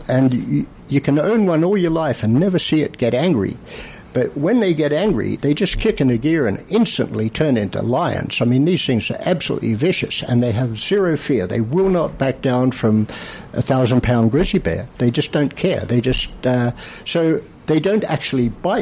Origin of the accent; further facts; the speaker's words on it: Australia; moved away; I'm from Australia.